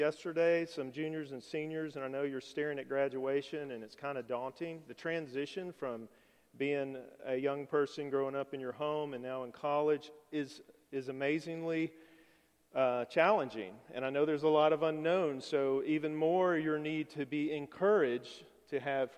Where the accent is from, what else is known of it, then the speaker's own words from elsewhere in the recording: Alabama, United States; moved away as an adult; we were both born and raised in Alabama. I'd never lived anywhere else.